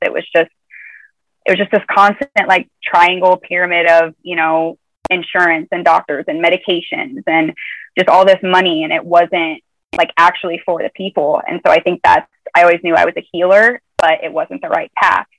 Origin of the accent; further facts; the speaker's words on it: Nebraska, United States; moved away; I'm from Nebraska originally so it's a midwestern you know middle of the country